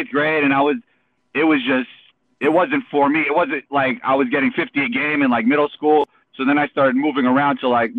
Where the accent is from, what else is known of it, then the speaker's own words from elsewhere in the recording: New York City, New York, United States; Growing up in New York